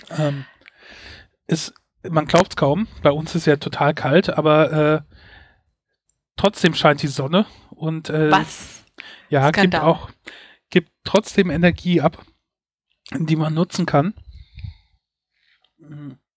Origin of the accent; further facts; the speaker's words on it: Mainz, Rhineland-Palatinate, Germany; meine Heimatstadt Mainz ist so knapp 100 Quadratkilometer groß.